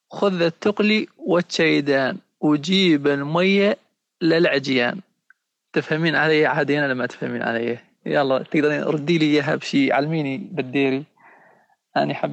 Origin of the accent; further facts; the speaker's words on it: Syria; accent: Raqqawi or Deiri; نقوم نحكي معاه بشاوي ولهجتنا هي الرقاويه ولا الديريه